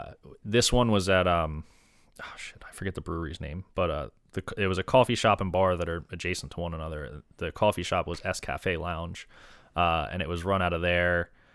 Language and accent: English; Delaware, United States; now in Philadelphia, United States; I'm from Delaware.